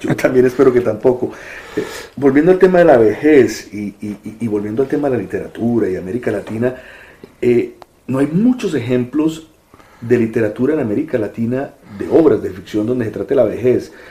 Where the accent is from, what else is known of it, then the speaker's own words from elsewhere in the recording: Colombia; yo soy colombiano